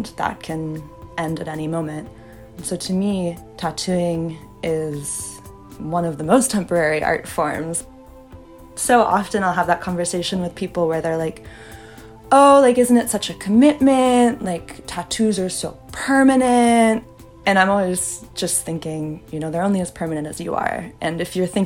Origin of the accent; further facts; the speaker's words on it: the Bay Area, California, United States; I'm like from the Bay. I grew up like hiking, backpacking all around California